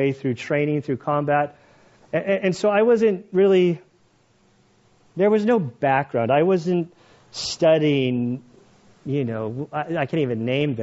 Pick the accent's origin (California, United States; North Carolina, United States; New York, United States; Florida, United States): California, United States; I grew up in California